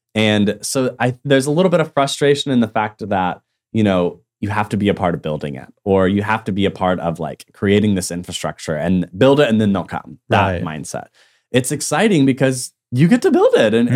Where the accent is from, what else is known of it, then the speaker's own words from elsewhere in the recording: Tulsa, Oklahoma, United States; coming back to Tulsa was like understanding who I am in my hometown